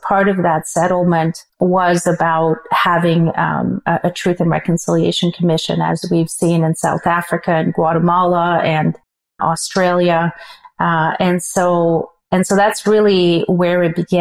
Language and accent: English; Canada; as a Canadian